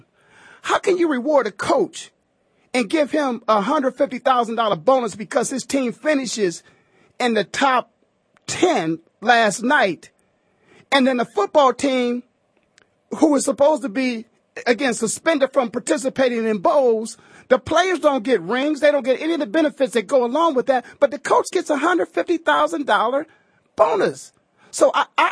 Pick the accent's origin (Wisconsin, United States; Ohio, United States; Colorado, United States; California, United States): Ohio, United States; Canton; now in Phoenix, United States; born and raised in Canton, Ohio myself